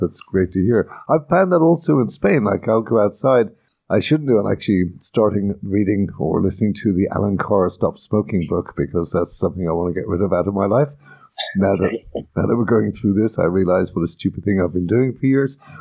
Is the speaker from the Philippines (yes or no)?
no; Ireland; moved away; I come from Ireland, as does Maeve, and in Ireland we talk to everybody